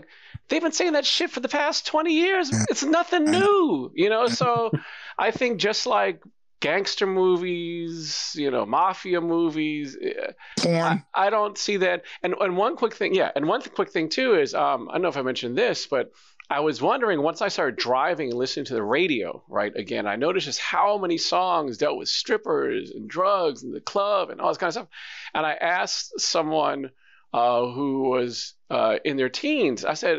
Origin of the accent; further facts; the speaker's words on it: New York, United States; But I'm from New York.